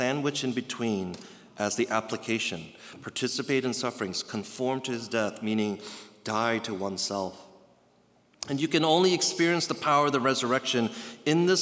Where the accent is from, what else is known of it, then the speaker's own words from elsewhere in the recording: East Coast, United States; I grew up on the East Coast, going to the Carolinas